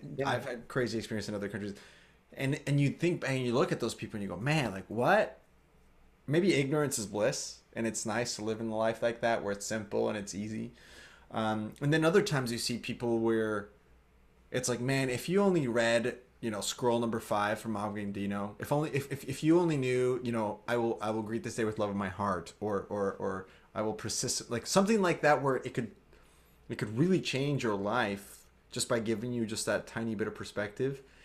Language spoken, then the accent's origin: English; Grand Island, Nebraska, United States; moved away; also born or lived in Colombia; I came from Columbia, grew up in Grand Island, Nebraska, tiny little mm-hmm. town in Nebraska